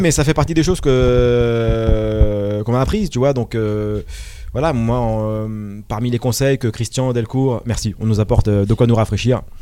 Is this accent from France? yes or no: yes; Malakoff, Île-de-France, France; also born or lived in Paris; Je suis né à Paris. J'ai grandi dans les Hauts-de-Seine à Malakoff